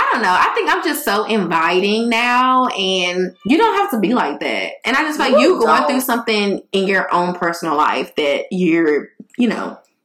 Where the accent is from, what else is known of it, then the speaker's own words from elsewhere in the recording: Memphis, Tennessee, United States; now in Texas, United States; I'm not from Texas, so when I moved here, like, in Memphis, that's just how we are.